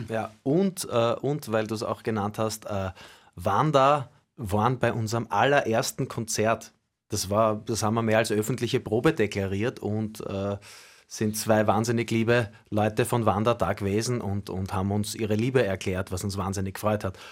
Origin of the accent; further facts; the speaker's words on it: Vienna, Austria; ich bin nicht nur im Villenviertel aufgewachsen und groß geworden